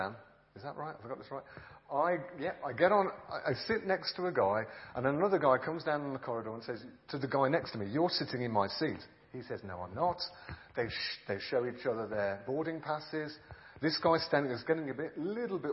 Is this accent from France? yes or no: no; England, United Kingdom; I'm a pastor from England